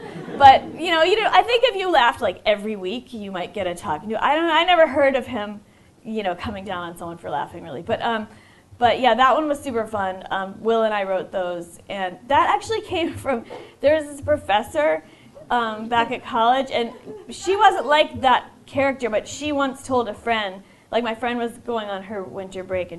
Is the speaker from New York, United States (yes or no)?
yes; New York, United States; And I said, I'm from New York, and then they were like, oh, were you there for 9/11?